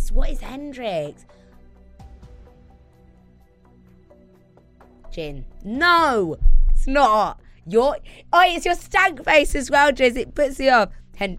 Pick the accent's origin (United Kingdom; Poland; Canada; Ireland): United Kingdom; Watford, East of England